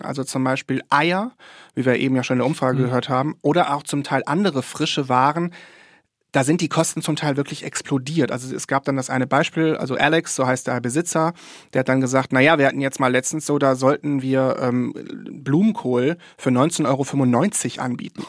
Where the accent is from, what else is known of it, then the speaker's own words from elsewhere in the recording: Germany; moved away as an adult; now in San Francisco, United States; als Deutscher, als Deutsche